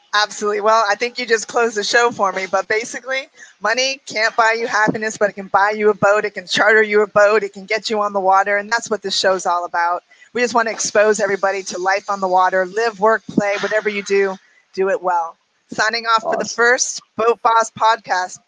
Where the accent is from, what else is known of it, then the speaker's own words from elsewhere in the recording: Miami, Florida, United States; I grew up in Miami